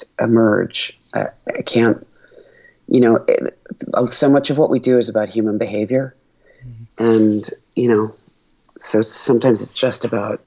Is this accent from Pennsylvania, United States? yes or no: yes; Philadelphia, Pennsylvania, United States; I grew up in Philly